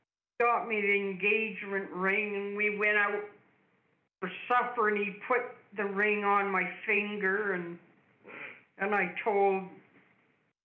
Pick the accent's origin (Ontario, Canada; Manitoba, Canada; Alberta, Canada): Ontario, Canada; London; also born or lived in Hamilton; I was born and I grew up in London, Ontario.